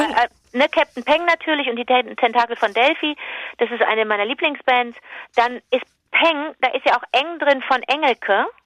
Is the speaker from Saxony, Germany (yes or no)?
no; Cologne, North Rhine-Westphalia, Germany; da fühlst du dich natürlich als Kölnerin